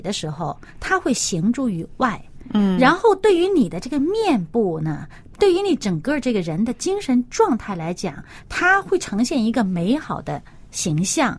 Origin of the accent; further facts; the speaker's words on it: China; 我们中国人